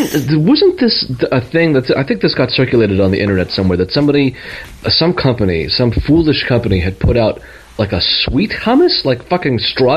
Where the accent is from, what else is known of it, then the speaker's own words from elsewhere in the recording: California, United States; I'm from Southern California, and I'm a person who believes in crystal healing